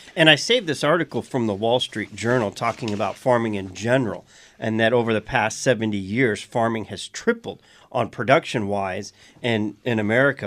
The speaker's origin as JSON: {"language": "English", "region": "South Louisiana", "country": "United States", "said": "I'm from South Louisiana"}